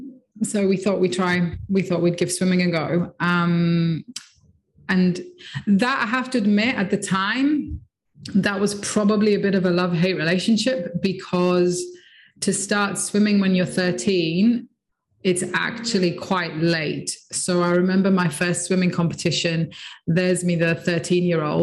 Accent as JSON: {"language": "English", "town": "Nicosia", "region": "Nicosia District", "country": "Cyprus", "tie": "born or raised there", "said": "I grew up in Nicosia in Cyprus, so a small island in the Med."}